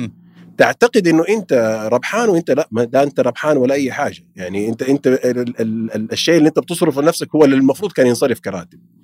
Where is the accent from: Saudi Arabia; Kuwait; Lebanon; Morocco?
Saudi Arabia; عندنا في السعودية